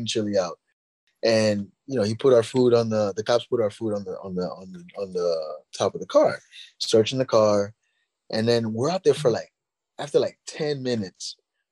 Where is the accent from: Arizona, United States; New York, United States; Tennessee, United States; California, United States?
New York, United States; New York City; I'm from Queens